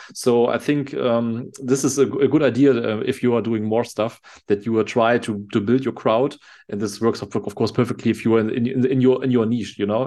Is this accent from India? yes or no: no; Germany; I'm from Germany